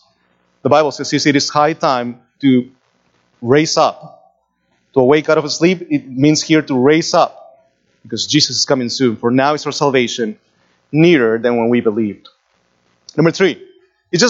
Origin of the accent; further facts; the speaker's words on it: Lima, Peru; moved away; When I was a teenager, growing up in Lima